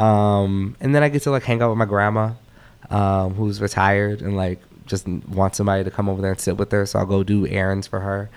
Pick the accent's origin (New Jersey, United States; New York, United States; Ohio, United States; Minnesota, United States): Minnesota, United States; Minneapolis; moved away; I live in Minneapolis where I'm from